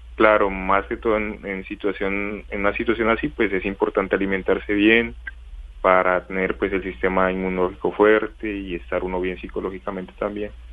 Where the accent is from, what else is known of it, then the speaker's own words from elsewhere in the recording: Colombia; moved away as an adult; now in China; somos dos colombianos los que estamos en esta ciudad.